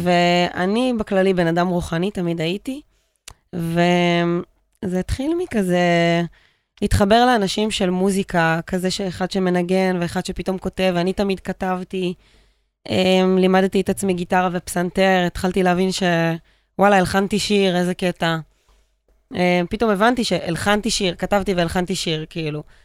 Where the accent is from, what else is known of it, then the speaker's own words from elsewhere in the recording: Pardes Hanna-Karkur, Haifa District, Israel; גדלתי בפרדס חנה